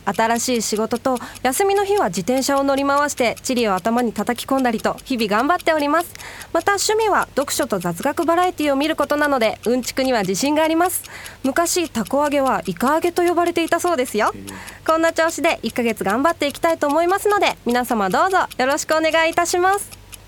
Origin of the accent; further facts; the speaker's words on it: Japan; also born or lived in Taiwan; 出身が台湾でございまして育ちは日本